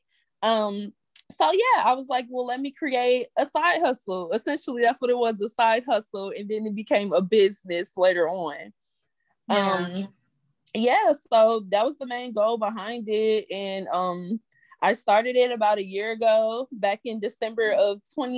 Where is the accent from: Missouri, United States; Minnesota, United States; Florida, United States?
Missouri, United States; St. Louis; now in Columbia, United States; I'm originally from St. Louis, Missouri